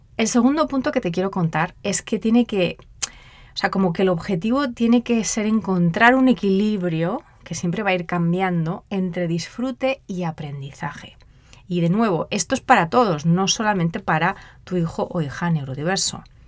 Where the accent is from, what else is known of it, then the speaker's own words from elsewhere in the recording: Spain; moved away as an adult; also born or lived in Mozambique; yo soy española